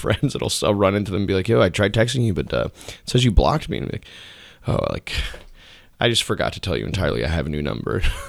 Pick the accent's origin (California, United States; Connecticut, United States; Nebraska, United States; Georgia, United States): Connecticut, United States; Newtown; moved away as an adult; Yep, yeah. Newtown. I've lived there till I was 18.